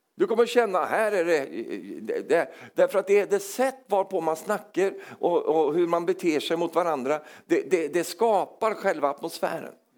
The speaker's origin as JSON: {"language": "Swedish", "country": "Sweden", "accent": "Swedish", "said": "Även om jag är som norsk på insidan så, så, så, låter jag svensk"}